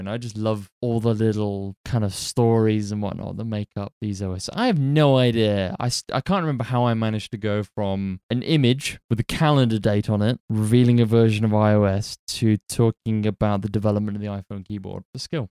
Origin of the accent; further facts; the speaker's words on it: United Kingdom; we're British, so we're cynical by default